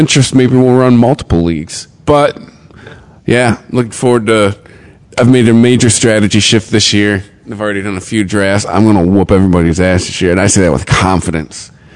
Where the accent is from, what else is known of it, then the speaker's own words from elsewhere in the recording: Michigan, United States; I'm from Michigan